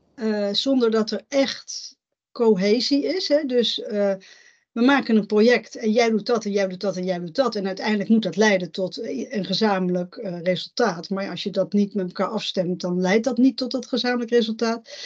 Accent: Netherlands; ik ben in Nederland geboren

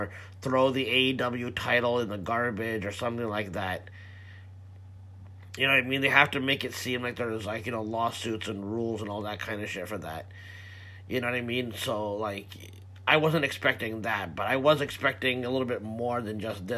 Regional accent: Canada; I'm Canadian

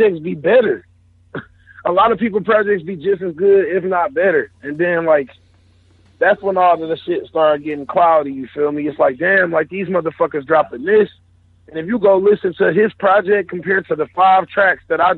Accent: Detroit, Michigan, United States; I'm from Detroit

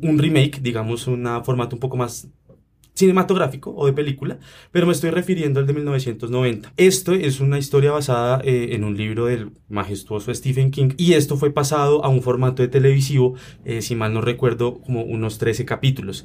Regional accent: Bogotá, Colombia; uno aquí como bogotano

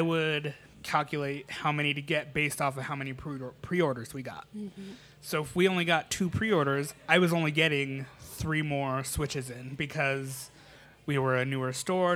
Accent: Colorado, United States; I'm not from Mexico. I'm from Colorado

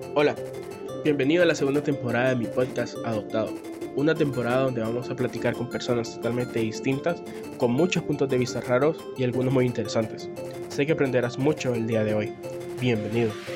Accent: Honduras; uno como hondureño

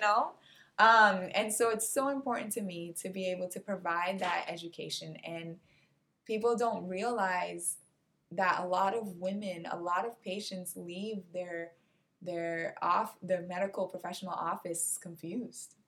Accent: Cape Verde; now in United States; my home country, which is Cape Verde

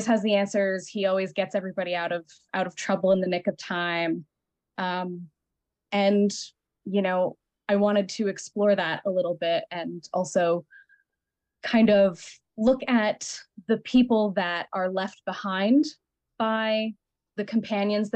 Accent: Colorado, United States; moved away; also born or lived in New York; I came from Colorado. I came from a semi-traditional household and very like white school, very conservative area

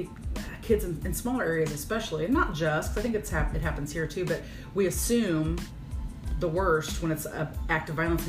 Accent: Virginia, Illinois, United States; I was raised in Virginia, Illinois, so teeny tiny, whatever. And my parents were always, in my opinion, for a small town, very open-minded. Mm-hmm. And I was raised on a farm

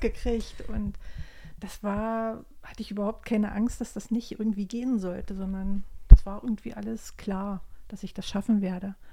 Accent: GDR, East Germany, Germany; Ich bin ja in der DDR groß geworden

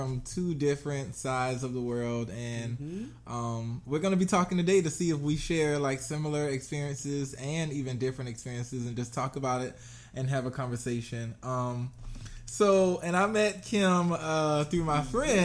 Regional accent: South Carolina, United States; I am from Utahville, South Carolina.

